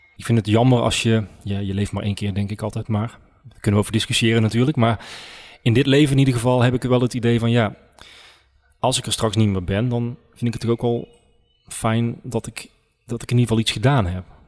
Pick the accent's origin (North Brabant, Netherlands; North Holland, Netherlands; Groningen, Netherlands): North Brabant, Netherlands; Oisterwijk; ik ben geboren en getogen in Oosterwijk